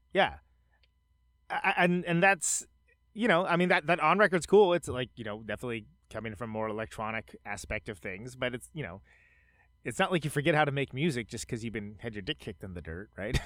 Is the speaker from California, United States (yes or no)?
yes; Bay Area, California, United States; moved away; I'm from the Bay Area, uh, originally